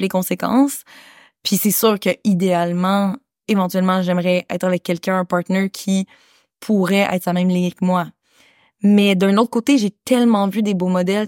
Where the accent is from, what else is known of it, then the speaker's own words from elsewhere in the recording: Canada; moved away as an adult; also born or lived in Kathmandu, Nepal; je suis née au Canada